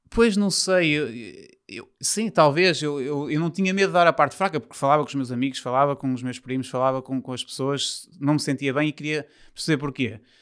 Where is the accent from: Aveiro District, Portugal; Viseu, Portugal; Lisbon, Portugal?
Aveiro District, Portugal; São João da Madeira; also born or lived in Porto; eu sou de São João da Madeira, que é perto do Porto, mas os meus pais deixaram-me viver para o Porto